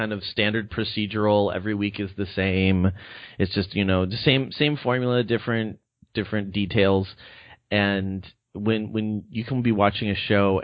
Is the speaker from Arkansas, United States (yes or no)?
no; West Covina, California, United States; I grew up in West Covina, which is like 15 minutes away